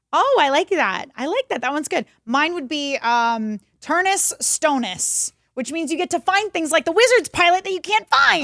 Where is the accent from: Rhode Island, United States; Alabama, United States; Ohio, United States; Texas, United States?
Texas, United States; we're from Texas